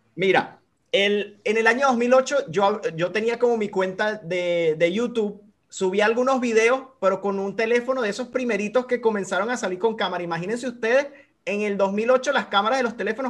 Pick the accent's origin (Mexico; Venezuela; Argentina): Venezuela; moved away as an adult; yo por ejemplo en Venezuela, antes de emigrar, siempre eh, fui como de trabajar por mi cuenta